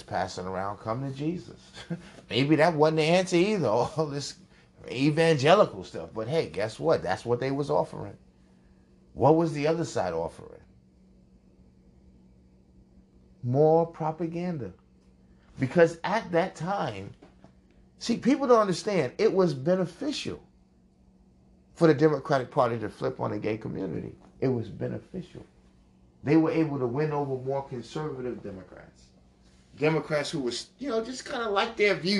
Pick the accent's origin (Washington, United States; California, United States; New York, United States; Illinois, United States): New York, United States; I was born at Mount Sinai Beth Israel Hospital in Manhattan